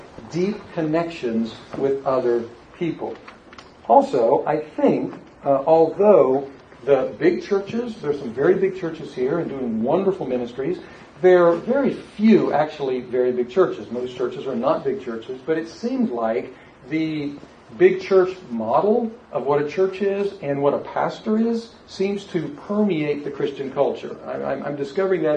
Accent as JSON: {"language": "English", "region": "South Florida", "country": "United States", "tie": "born or raised there", "moved": "yes", "said": "back here to my hometown"}